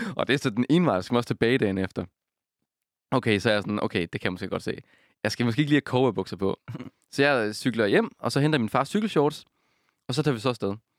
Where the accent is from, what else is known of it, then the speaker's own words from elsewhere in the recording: Denmark; jeg er fra Jylland